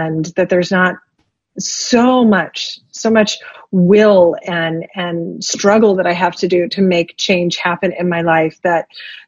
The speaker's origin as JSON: {"language": "English", "area": "Bay Area", "region": "Northern California", "country": "United States", "tie": "born or raised there", "also_born_or_lived": "Silicon Valley", "moved": "as an adult", "said": "I grew up in the Bay Area up in Northern California"}